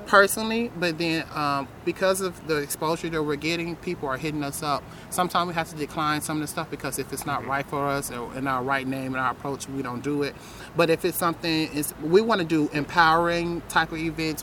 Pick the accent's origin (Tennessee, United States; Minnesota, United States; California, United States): Tennessee, United States; now in Phoenix, United States; I'm from Tennessee